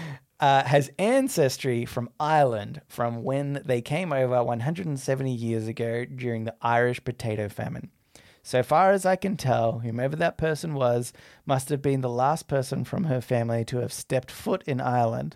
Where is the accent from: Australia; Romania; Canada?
Australia